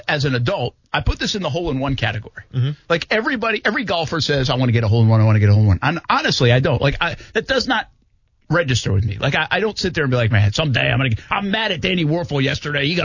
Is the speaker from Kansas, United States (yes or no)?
no; Rhode Island, United States; I'm from Rhode Island, so I can say movers and shakers all the time.